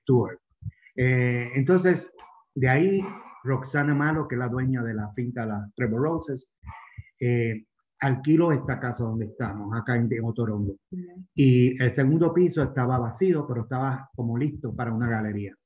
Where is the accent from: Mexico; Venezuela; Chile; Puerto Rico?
Puerto Rico; moved away as an adult; also born or lived in Miami, United States / Florence, Italy; now in Cuenca, Ecuador; Yo soy original de Puerto Rico, pero hace 20 años vivo en Miami.